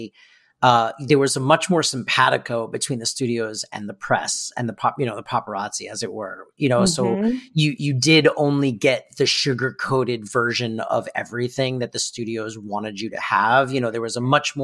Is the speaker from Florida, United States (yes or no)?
yes; Florida, United States; moved away; Florida, A, my hometown